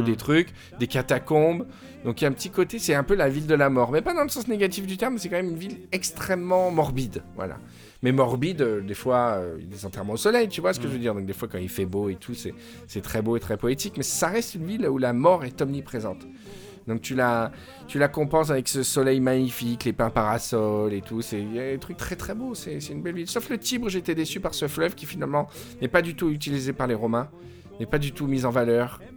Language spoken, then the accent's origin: French; Provence-Alpes-Côte d'Azur, France; D'où provient ce podcast, d'où je viens, euh, la Côte d'Azur